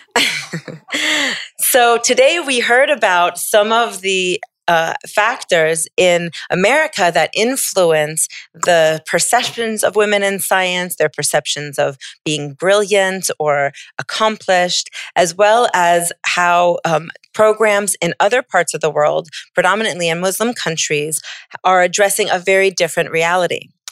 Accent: United States; moved away as an adult; now in Abu Dhabi, United Arab Emirates; as an American woman scientist

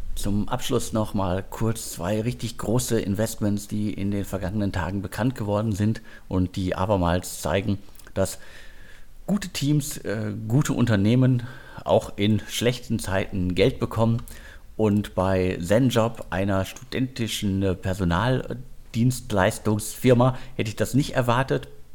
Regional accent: Ruhr area, North Rhine-Westphalia, Germany; moved away; ins Ruhrgebiet, meine alte Heimat

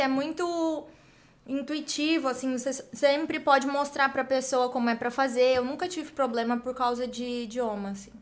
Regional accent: interior of São Paulo, Brazil; moved away as an adult; also born or lived in United States; eu sou brasileira, sou do interior de São Paulo

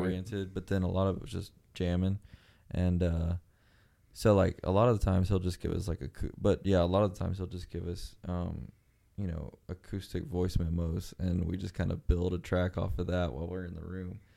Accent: Mexico; moved away; I grew up in Mexico

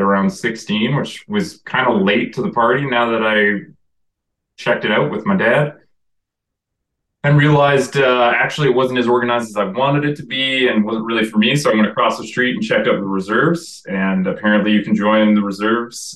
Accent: Calgary, Alberta, Canada; also born or lived in Boston, United States; now in Comox, Canada; Calgary, where I did grow up

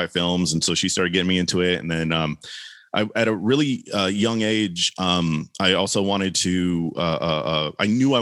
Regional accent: Oakland, California, United States; also born or lived in Humboldt County; I'm born and raised in East Oakland during the 80s and 90s

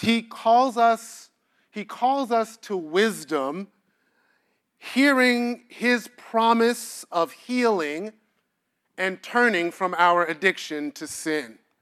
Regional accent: New York City, New York, United States; now in Washington, D.C., United States; I am born and bred in Brooklyn, New York

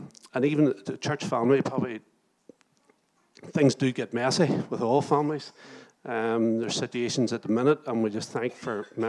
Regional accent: Moira, Northern Ireland, United Kingdom; also born or lived in Lurgan; now in Portadown, United Kingdom; I was from Moira.

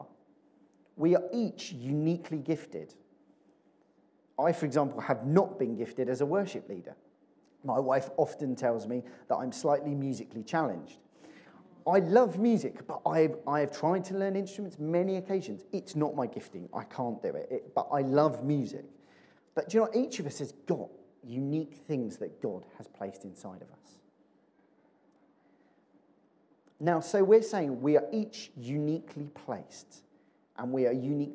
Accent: Chertsey, South East England, United Kingdom; also born or lived in Addlestone; I grew up in Chertsey.

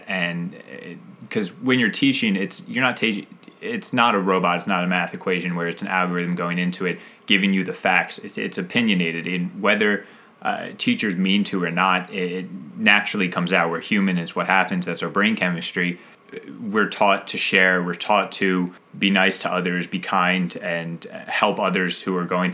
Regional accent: 20 minutes south of Philadelphia, Pennsylvania, United States; I lived in 20 minutes south of Philadelphia

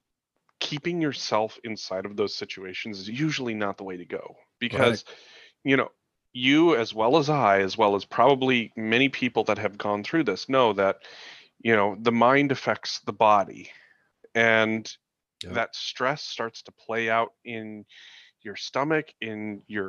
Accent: United States; as an American

